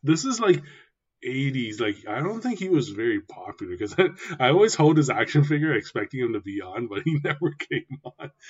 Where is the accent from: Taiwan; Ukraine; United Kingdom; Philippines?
Taiwan; moved away; I grew up in Taiwan